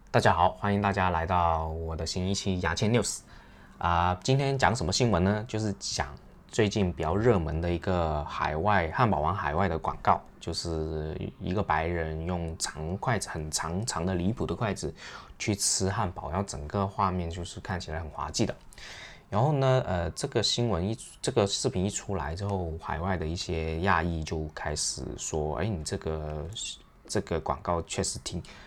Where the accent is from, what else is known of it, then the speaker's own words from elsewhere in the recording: China; 我们亚洲人，特别是我们中国人